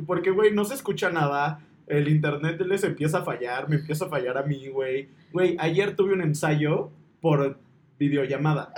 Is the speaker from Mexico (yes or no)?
yes; Mexico; esa hermandad que nos caracteriza como pueblo mexicano